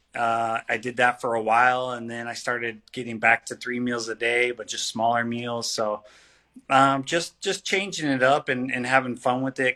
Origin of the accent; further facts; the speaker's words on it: Palm Springs, California, United States; I want to fight in my hometown.